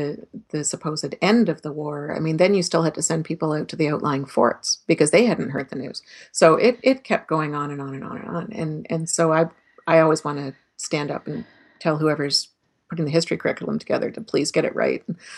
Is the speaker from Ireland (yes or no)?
no; Canada; as a Canadian